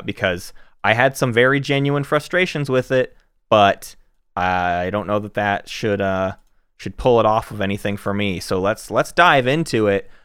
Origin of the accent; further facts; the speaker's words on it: the South, United States; We're from the South